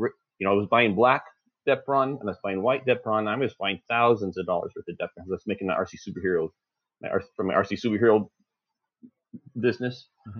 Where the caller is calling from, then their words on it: Lorena, Texas, United States; Lorena, Texas.